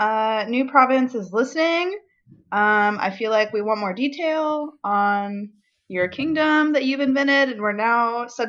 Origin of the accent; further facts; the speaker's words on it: San Antonio, Texas, United States; I'm from San Antonio.